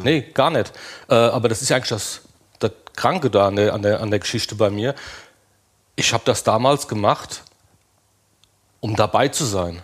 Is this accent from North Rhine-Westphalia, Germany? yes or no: no; Limburg an der Lahn, Hesse, Germany; ich bin aus Limburg an der Lahn